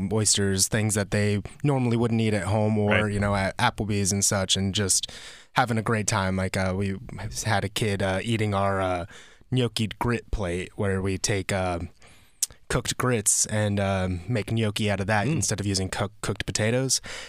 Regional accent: Georgia, United States; moved away; I'm from the South.

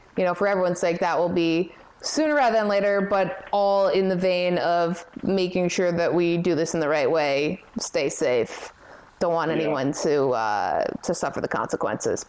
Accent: Toronto, Ontario, Canada; I'm from Toronto

